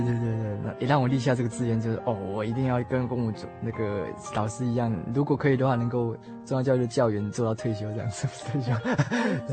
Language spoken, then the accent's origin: Chinese; Taipei, Taiwan; also born or lived in Yilan; 我的机关是算南投啦，可是因为我从小是在台北出生的，所以应该是算在地的台北人